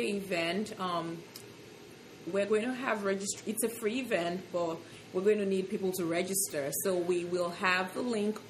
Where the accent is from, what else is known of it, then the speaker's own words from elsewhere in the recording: Lagos, Nigeria; also born or lived in Ogun State; now in United States; So I'm from Ogun State. But I was born and I grew up in Lagos.